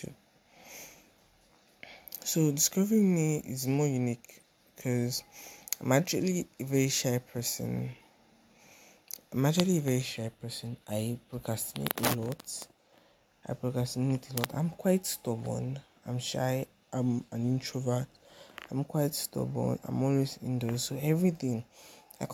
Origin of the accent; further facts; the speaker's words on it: Nigeria; also born or lived in Ikorodu, Lagos; I'm Nigerian, based in Lagos, Ikorodu